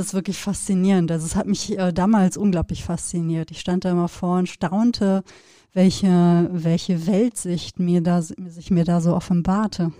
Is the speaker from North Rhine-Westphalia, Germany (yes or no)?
yes; Sauerland, North Rhine-Westphalia, Germany; wir sind ja beide in Gegenden aufgewachsen, wo man ja auch den Sternenhimmel ähm, sehr präsent hatte